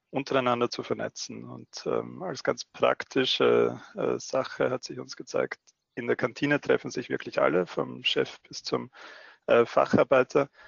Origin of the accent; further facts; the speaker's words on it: Austria; Man hört es noch leicht in meiner Stimme. Ich bin äh, Österreicher. Ich wohne in Wien und betreibe unser Wiener Büro, habe aber auch vier Jahre lang in Deutschland gearbeitet, weshalb sich alles ein bisschen vermischt hat schon.